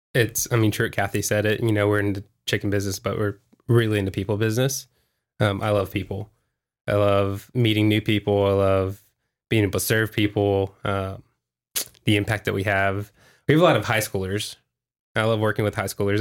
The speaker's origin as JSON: {"language": "English", "town": "Houston", "region": "Texas", "country": "United States", "moved": "yes", "lives_now": "Vista, United States", "said": "I'm from Houston"}